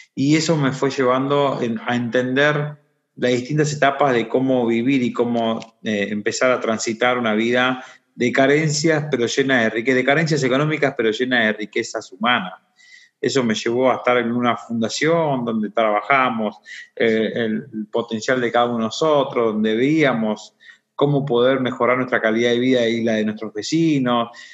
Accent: Boulogne Sur Mer, Buenos Aires Province, Argentina; also born or lived in San Juan; donde prácticamente me crié en el Bajo Bulogne

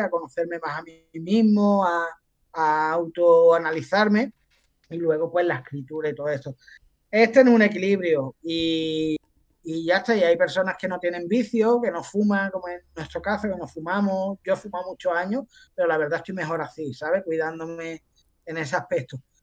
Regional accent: Andalusia, Spain; los andaluces somos así

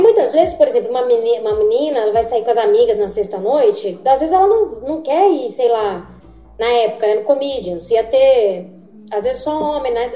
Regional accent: Mato Grosso, Brazil; moved away as an adult; also born or lived in São Paulo; eu sou de Mato Grosso, né? Não tinha... A primeira vez que eu assisti uma peça de teatro, eu tinha 21 anos, foi quando eu mudei pra São Paulo

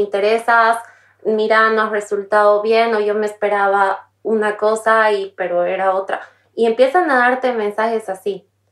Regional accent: Bolivia; moved away as an adult; also born or lived in Paris; Mi país de origen es Bolivia

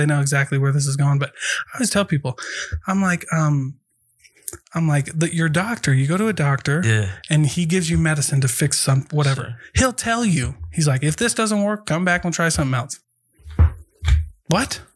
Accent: Iowa, United States; moved away; I'm from Iowa

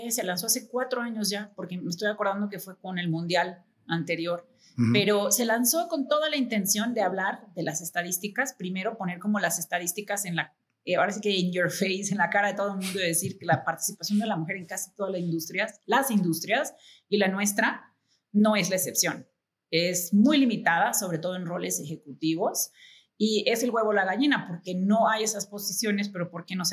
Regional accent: Mexico; Creo que yo soy americana-mexicana, obviamente mexicana-americana, o sea, tengo las dos nacionalidades. Y, me siento súper orgullosa de, de México

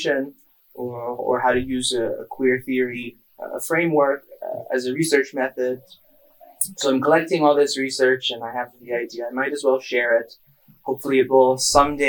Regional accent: near San Francisco, California, United States; moved away as an adult; I'm from California, from near San Francisco

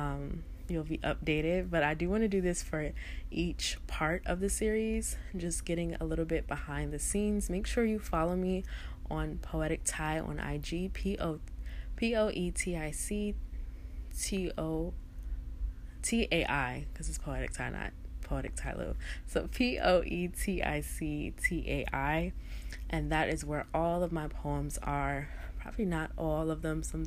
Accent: Newark, New Jersey, United States; I'm originally from Newark, New Jersey. I'm born and raised

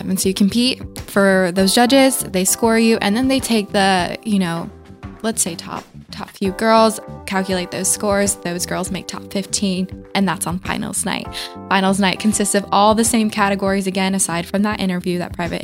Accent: Battle Ground, Washington, United States; I'm a hometown girl. I grew up in Battleground. I'm from here. I love Clark County

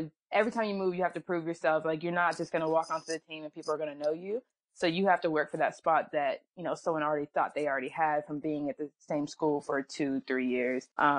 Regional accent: Fayetteville, North Carolina, United States; born there; also born or lived in Alabama / Georgia / Virginia / Ohio; So I was born in North Carolina, Fayetteville, …, you know what I mean?

